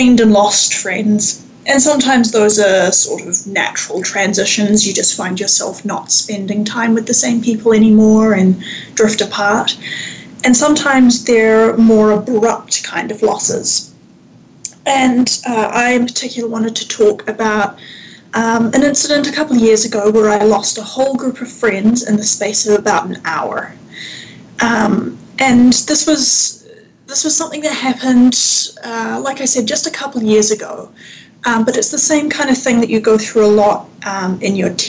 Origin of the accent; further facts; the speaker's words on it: Wellington, New Zealand; moved away as an adult; also born or lived in Victoria, Canada; now in Canada; I grew up in Aotearoa, New Zealand, in the capital city of Wellington, and I moved to Canada in my early 20s